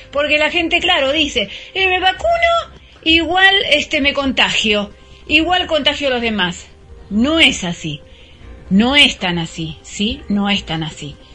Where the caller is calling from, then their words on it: Mar del Plata, Buenos Aires Province, Argentina; Hola Gaby … de Mar del Plata.